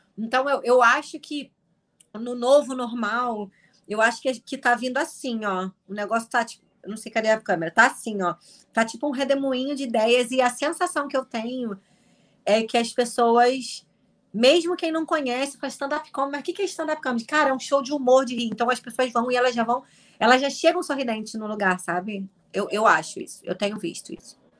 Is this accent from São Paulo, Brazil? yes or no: no; Nova Iguaçu, Rio de Janeiro, Brazil; eu sou de Nova Iguaçu, que é do lado